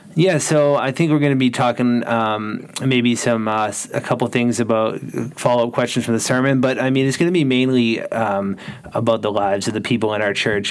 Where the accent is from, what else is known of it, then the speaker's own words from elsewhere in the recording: Norwell, Massachusetts, United States; I grew up here in in Norwell